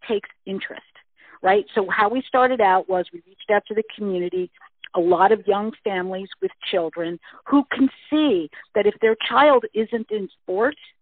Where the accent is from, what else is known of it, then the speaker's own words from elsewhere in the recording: United States; moved away as an adult; now in Vancouver Island, Canada; I've moved to Canada. I was originally from the United States